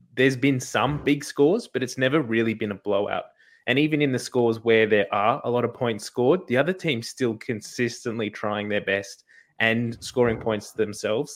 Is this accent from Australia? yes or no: yes; Australia; as an Australian